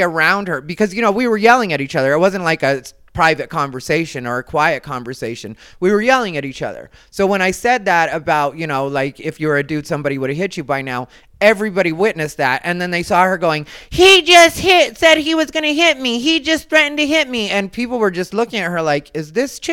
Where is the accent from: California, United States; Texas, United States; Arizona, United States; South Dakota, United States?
Arizona, United States; I'm from Arizona